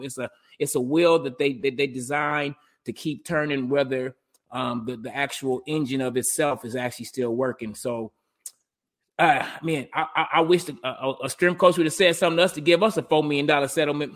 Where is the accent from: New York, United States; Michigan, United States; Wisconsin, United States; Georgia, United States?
Michigan, United States; Detroit; growing up in Detroit